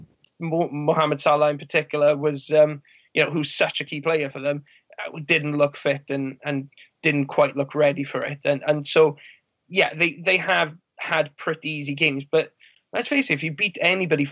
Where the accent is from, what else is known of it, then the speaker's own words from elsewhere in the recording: Wales, United Kingdom; as a Welshman